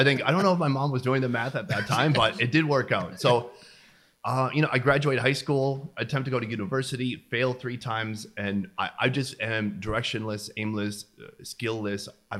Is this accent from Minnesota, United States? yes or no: yes; St. Cloud, Minnesota, United States; So I come from Minnesota, originally St. Cloud, Minnesota.